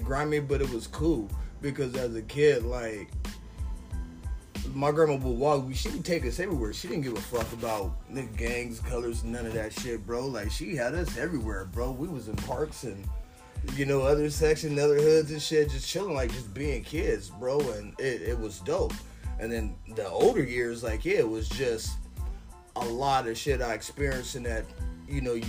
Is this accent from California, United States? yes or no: yes; San Diego, California, United States; Born and raised, I'm a San Diego, California native